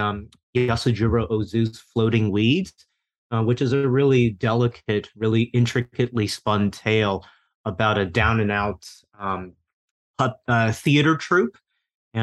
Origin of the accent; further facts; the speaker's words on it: Taiwan; moved away; I grew up mostly in Taiwan myself